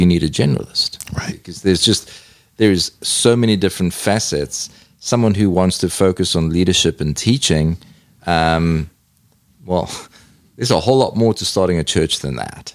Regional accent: South Africa; I'm a South African from a big city

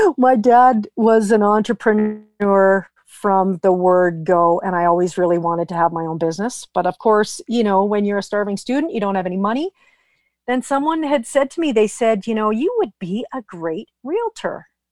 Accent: Vernon, British Columbia, Canada; also born or lived in Vancouver; I was born in Vernon, left when I graduated high school.

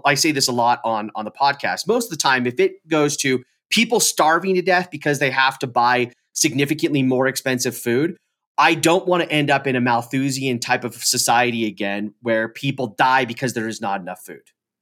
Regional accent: California, United States; now in Colorado, United States; being in California, growing up in California, and then being in Colorado.

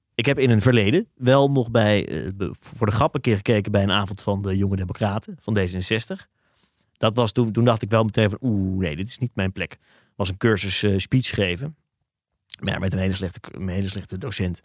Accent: Haarlem, North Holland, Netherlands; ik heb een vriendengroep van- vanuit, eh, Haarlem, waar ik ben opgegroeid

